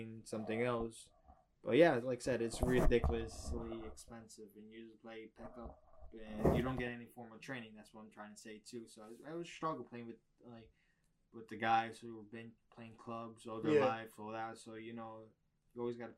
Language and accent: English; New York City, New York, United States